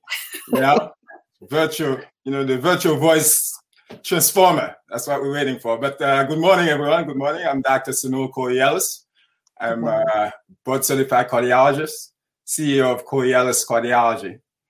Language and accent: English; Haiti; now in Philadelphia, United States; Also should mention that I am born and raised in Haiti originally, but I am practicing currently in Philadelphia. I do consider myself an international citizen of the world, though